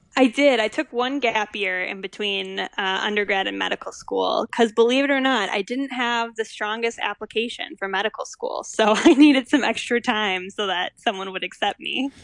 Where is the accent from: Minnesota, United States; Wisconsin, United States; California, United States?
Minnesota, United States; Stillwater; moved away as an adult; also born or lived in Evanston, Illinois; I grew up in Stillwater, which is just north of the Twin Cities